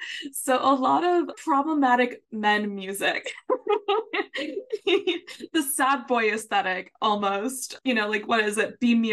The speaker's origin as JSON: {"language": "English", "country": "United States", "tie": "born or raised there", "also_born_or_lived": "Puerto Rico", "first_language": "Spanish", "second_language": "English", "said": "I grew up in I grew up in the States, hence the accent"}